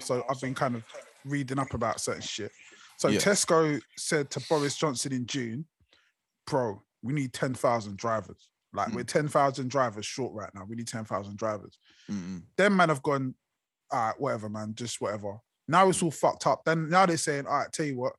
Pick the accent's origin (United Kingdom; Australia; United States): United Kingdom; us as the British public